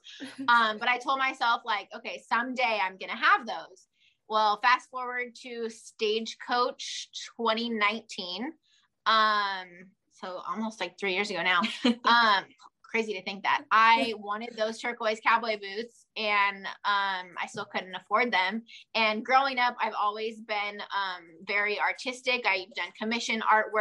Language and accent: English; Southern California, United States; we're from Southern California, and we're about as south as you can go. So we're like 20 minutes from Mexico, and I don't know, 15-20 minutes from Arizona